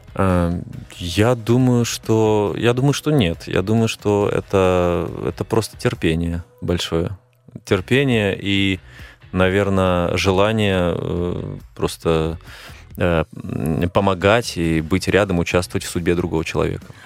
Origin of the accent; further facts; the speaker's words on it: Belarus; moved away as an adult; now in Moscow, Russia; именно у меня на родине